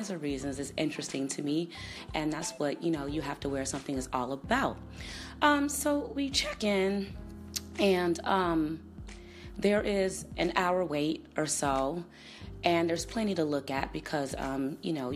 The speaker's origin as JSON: {"language": "English", "town": "Chicago", "region": "Illinois", "country": "United States", "tie": "born or raised there", "moved": "yes", "said": "St. Paddy's Day celebration in Chicago. I was in my hometown over this weekend"}